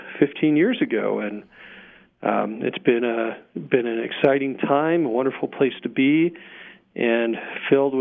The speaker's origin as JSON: {"language": "English", "town": "Sandy", "region": "Utah", "country": "United States", "tie": "born or raised there", "also_born_or_lived": "Denton, Texas", "lives_now": "Vernal, United States", "said": "I grew up in Sandy, Salt Lake area"}